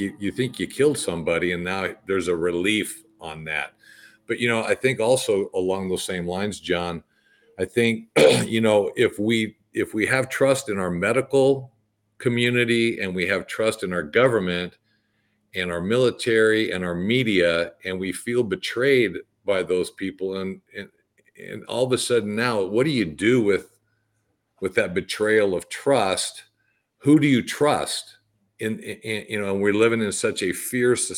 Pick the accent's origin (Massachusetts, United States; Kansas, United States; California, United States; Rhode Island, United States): California, United States; moved away as an adult; also born or lived in Green Bay, Wisconsin; I grew up in California